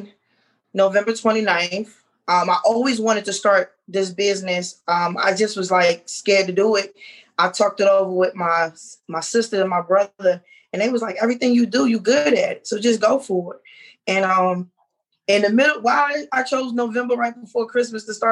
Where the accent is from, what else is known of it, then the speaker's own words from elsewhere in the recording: New York City, New York, United States; now in Winston-Salem, United States; I'm originally from Queens, New York